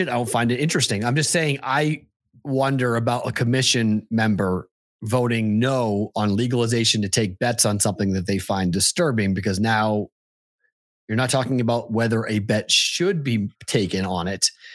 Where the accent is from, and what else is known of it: Massachusetts, United States; born or raised there